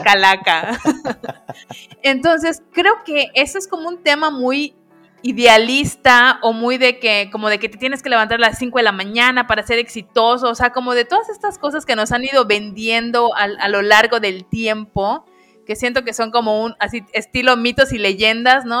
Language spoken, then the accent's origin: Spanish; Mexico; los que somos mexicanos